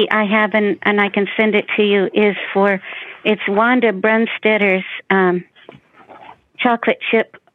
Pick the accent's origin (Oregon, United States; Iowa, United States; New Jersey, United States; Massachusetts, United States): Iowa, United States; Des Moines; I'd like to wish everybody a Merry Christmas, and I'm from Des Moines, Iowa